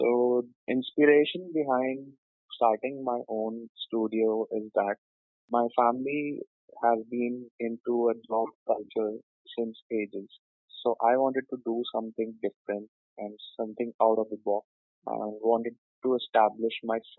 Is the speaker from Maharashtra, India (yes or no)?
no; Delhi, India; Born and brought up in Delhi